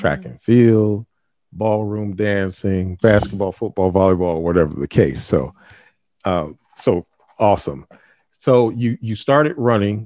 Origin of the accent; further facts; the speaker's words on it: Toledo, Ohio, United States; moved away; We're from Toledo, Ohio originally.